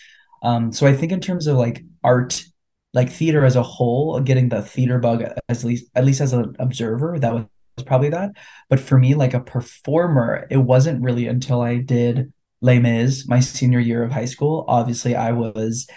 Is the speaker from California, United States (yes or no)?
yes; Bay Area, California, United States; I grew up on the West Coast. I grew up in the Bay Area